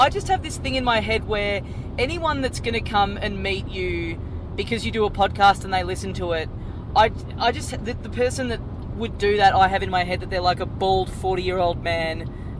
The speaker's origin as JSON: {"language": "English", "country": "Australia", "said": "Yeah, Australian."}